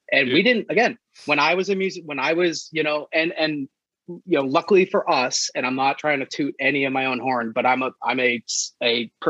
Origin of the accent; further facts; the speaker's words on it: New England, United States; growing up in New England